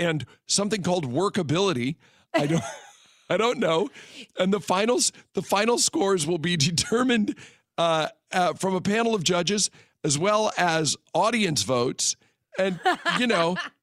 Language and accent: English; the Northwest, Pacific Northwest, United States; now in Las Vegas, United States; I'm from the Northwest